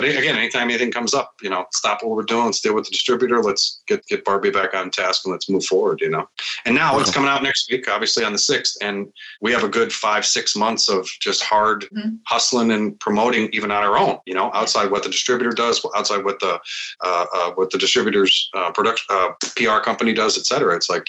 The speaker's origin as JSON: {"language": "English", "region": "Midwest", "country": "United States", "said": "But I'm from the Midwest and you help out."}